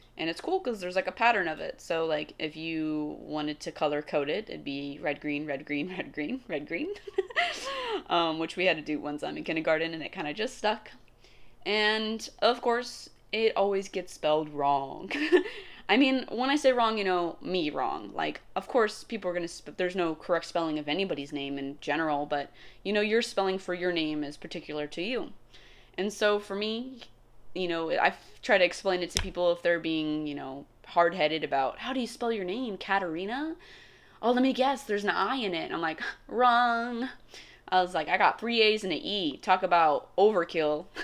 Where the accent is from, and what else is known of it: United States